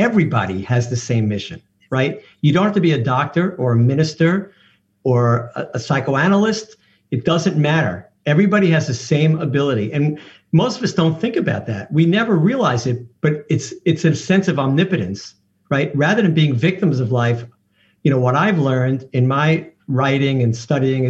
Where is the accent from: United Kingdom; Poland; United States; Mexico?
United States; New York; I'm from New York